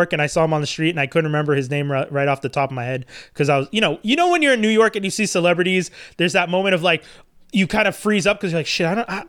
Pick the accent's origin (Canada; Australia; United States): Canada; I'm Canadian.